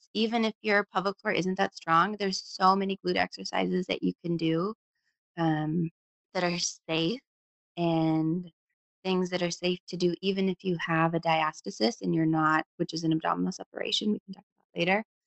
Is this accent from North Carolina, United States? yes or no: no; Anchorage, Alaska, United States; moved away as an adult; also born or lived in Tacoma, Washington / Seattle, Washington / Boston, Massachusetts; I was born and raised in Anchorage, Alaska, and which is a beautiful place